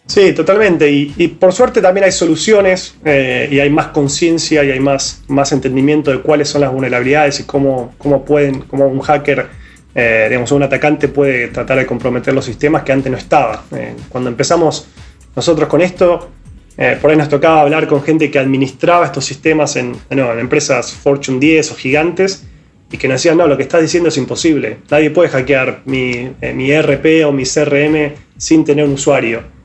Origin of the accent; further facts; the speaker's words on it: Argentina; yo y Víctor como argentinos